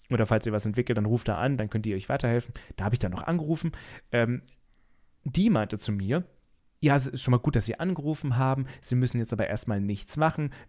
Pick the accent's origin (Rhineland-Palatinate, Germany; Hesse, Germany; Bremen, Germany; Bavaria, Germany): Rhineland-Palatinate, Germany; Mainz; weder in dem Gesundheitsamt in Rheinland-Pfalz oder in Mainz, wo wir oder wo ich herkomme.